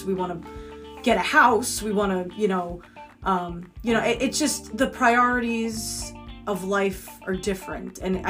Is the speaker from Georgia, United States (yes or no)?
no; New York, United States; we're from New York.